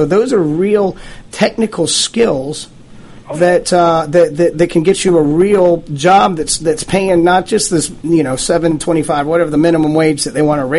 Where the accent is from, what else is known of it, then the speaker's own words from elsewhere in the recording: East Cobb County, Georgia, United States; now I'm from East Cobb County.